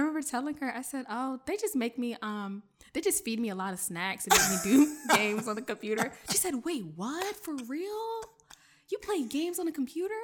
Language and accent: English; Bladensburg, Riverdale, Hyattsville area, Maryland, United States; first language French; English is a second language; I grew up in the Bladensburg, Riverdale, Highsville area, um, in Maryland. I'm a P G County girl